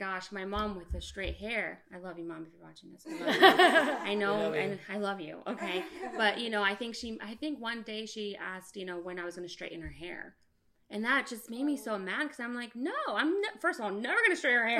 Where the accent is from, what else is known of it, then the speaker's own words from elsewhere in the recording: United States; I was born here. I was born in the United States